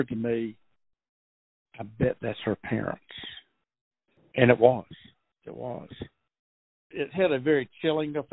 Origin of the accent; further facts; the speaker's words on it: Athens, Georgia, United States; also born or lived in Minneapolis; I was born in Athens and have lived here all but 2 years when I got out of college and moved to Minneapolis